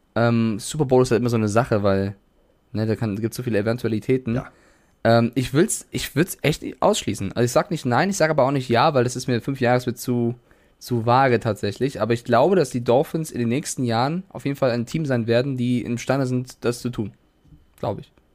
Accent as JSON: {"language": "German", "town": "Frankfurt", "region": "Hesse", "country": "Germany", "tie": "born or raised there", "also_born_or_lived": "Cologne", "moved": "yes", "said": "in meiner Jugend in Frankfurt"}